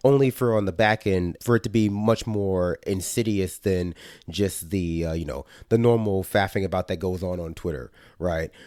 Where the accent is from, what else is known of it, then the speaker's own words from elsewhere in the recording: New York City, New York, United States; I grew up in New York City